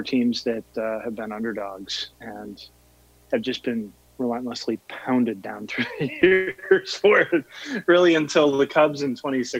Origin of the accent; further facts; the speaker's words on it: Iowa, United States; now in Washington, D.C., United States; I grew up kind of in between Kansas City and Chicago, where we lived.